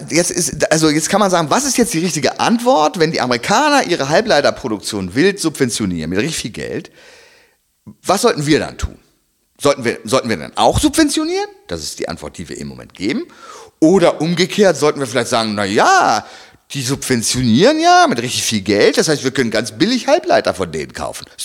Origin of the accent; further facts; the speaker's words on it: Germany; als äh, Deutscher.